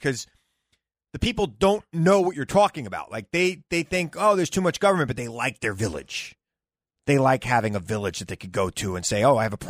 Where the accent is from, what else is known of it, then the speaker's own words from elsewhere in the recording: New York, United States; I'm a New Yorker.